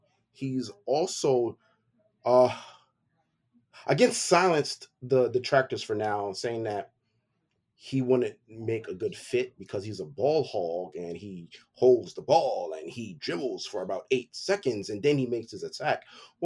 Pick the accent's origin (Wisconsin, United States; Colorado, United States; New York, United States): New York, United States; New York City; But I was also born in Brooklyn. I was raised in Brooklyn. I am 31, going on 32